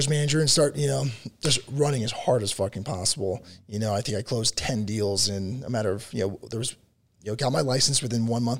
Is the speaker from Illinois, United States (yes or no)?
yes; Chicago, Illinois, United States; also born or lived in Texas; now in Colorado, United States; I'm from Chicago originally.